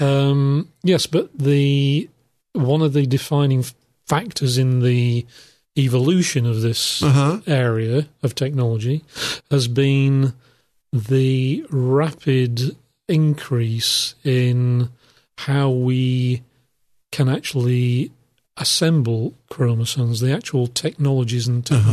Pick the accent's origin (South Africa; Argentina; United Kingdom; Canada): United Kingdom; I'm from the United Kingdom